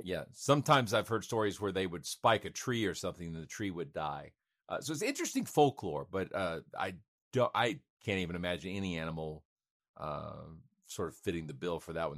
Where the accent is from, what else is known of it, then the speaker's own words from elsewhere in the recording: Georgia, United States; one was right outside of my hometown in Cartersville